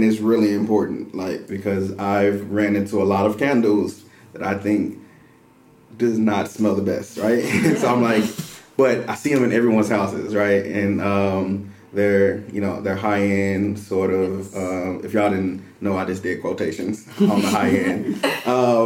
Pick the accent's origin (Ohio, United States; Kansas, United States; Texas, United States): Texas, United States; Dallas; moved away as an adult; now in Waco, United States; I'm originally from Dallas, Texas